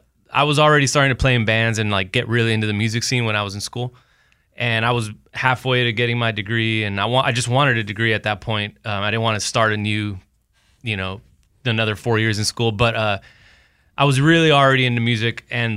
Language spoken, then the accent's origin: English; Laredo, Texas, United States; moved away as an adult; now in Austin, United States; So I'm from Laredo, Texas.